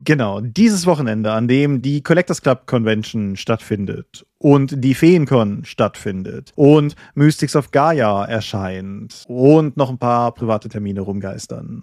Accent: Germany; bei uns in Deutschland

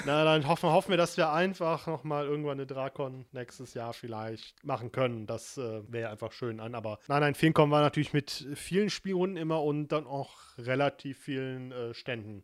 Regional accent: Germany; wir kommen ja alle aus der Eifel

